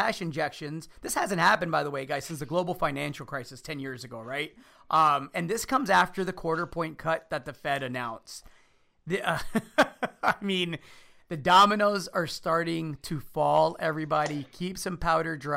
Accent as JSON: {"language": "English", "town": "Chicago", "region": "Illinois", "country": "United States", "tie": "born or raised there", "said": "I'm the son of immigrants. I grew up in Chicago"}